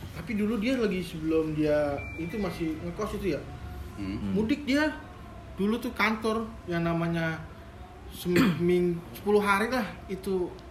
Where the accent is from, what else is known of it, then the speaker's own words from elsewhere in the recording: Depok, West Java, Indonesia; gue di Depok aja nih ya hmm. ya kan kampung gue